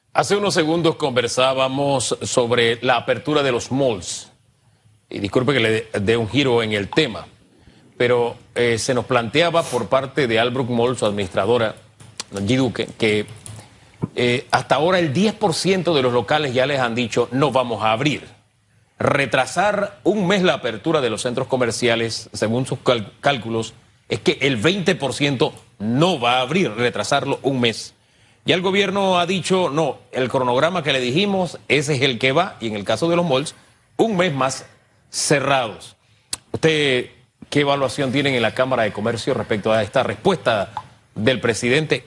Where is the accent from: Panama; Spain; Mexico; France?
Panama; como panameños